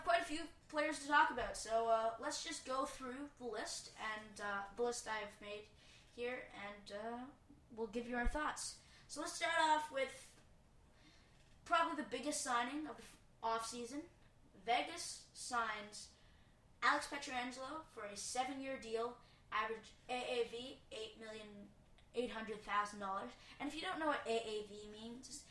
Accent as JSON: {"language": "English", "country": "Canada", "said": "as a Canadian hockey fan"}